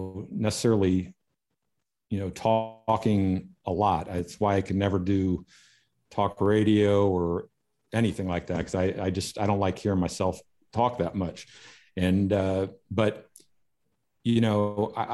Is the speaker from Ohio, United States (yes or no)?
yes; Kettering, Ohio, United States; I grew up in Dayton, Ohio, a little town called Kettering.